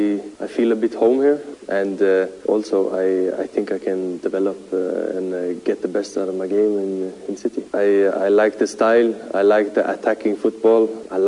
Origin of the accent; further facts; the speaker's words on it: England, United Kingdom; born there; English is a second language; I was born in England. I've been a City fan my whole life.